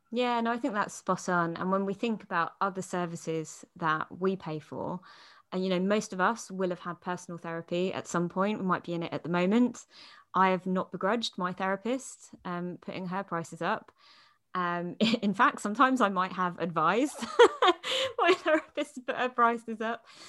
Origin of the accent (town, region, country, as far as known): United Kingdom